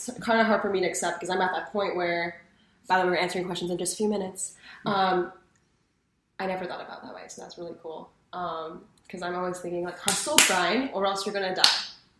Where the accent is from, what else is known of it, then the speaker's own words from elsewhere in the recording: Portland, Oregon, United States; I'm from Portland, too.